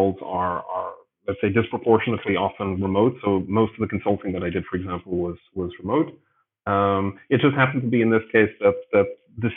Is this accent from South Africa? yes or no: yes; Johannesburg, Gauteng, South Africa; moved away as an adult; also born or lived in Chiang Mai, Thailand / Greece; now in Berlin, Germany; I was born in Johannesburg in South Africa, and I was there for many years